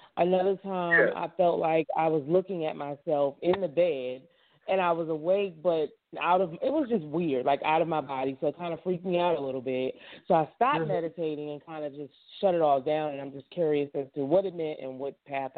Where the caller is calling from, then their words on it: Florida, United States; I'm calling from Florida.